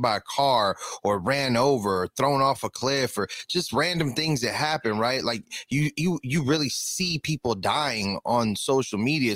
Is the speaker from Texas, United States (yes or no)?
no; Inglewood, California, United States; I'm from Inglewood for sure because I grew up in Inglewood